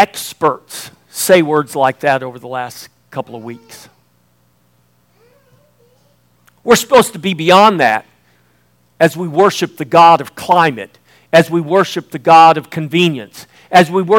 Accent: Indianola, Texas, United States; I'm from the Texas coast down in Indianola

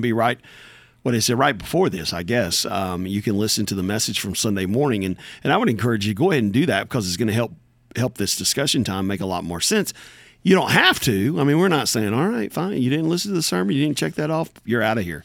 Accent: United States; there's nobody any more American than I am American.

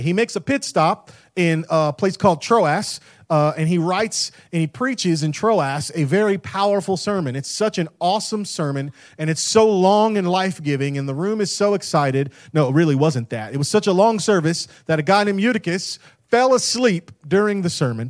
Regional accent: Tampa, Florida, United States; moved away; I grew up in Tampa, Florida

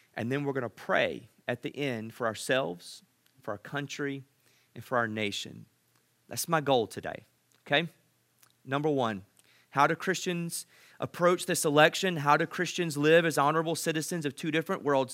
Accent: United States; I'm so proud to be an American

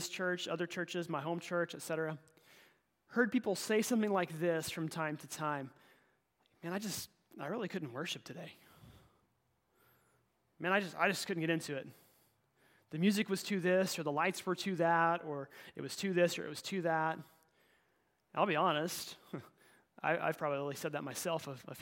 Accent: Oklahoma, United States; moved away; my hometown in Oklahoma

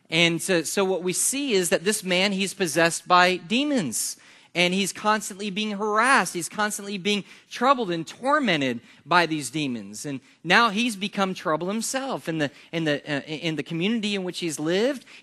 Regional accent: Yulee, Florida, United States; And well, we're from Jacksonville. That's, that's where we're from. And, and the reason is because folks don't know where Yulee is, they know where this is.

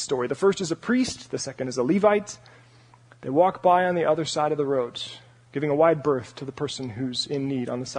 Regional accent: Parker, Colorado, United States; moved away as an adult; also born or lived in Santa Barbara, California; my room in my house back in Parker, Colorado

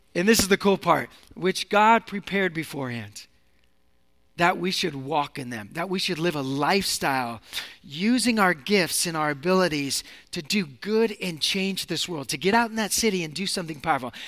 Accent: Seattle, Washington, United States; moved away as an adult; also born or lived in Sacramento, California; now in San Francisco, United States; I'm from Seattle

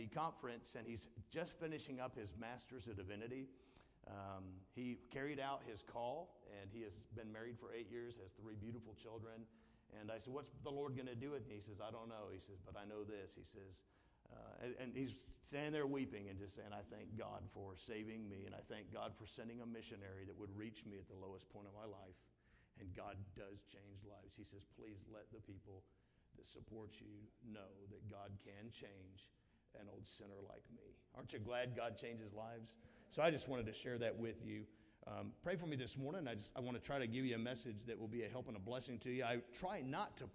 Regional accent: the South, United States; I'm from the South

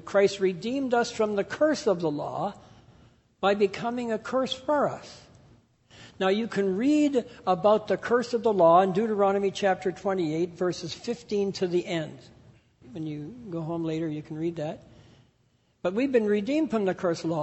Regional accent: Canada; grew up in the Pentecostal church in Canada

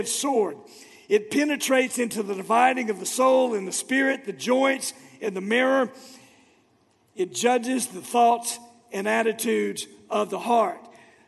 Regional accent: Florida, United States; moved away; my hometown of Florida

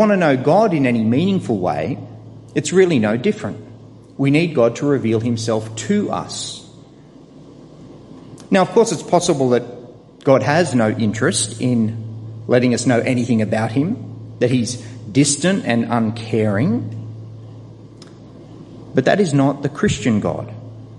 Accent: Sydney, New South Wales, Australia; I was born in Australia, just down the road here, in fact, at Camperdown

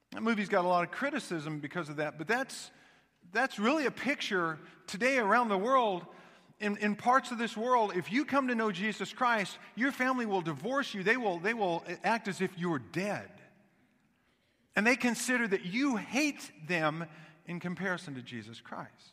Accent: Kansas City, Missouri, United States; I grew up in Kansas City

